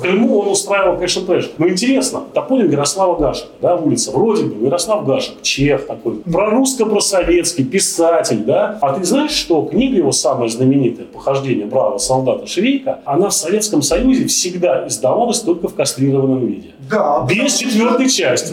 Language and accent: Russian; Saint Petersburg, Russia; как уроженец и 30 лет проживший на Финбане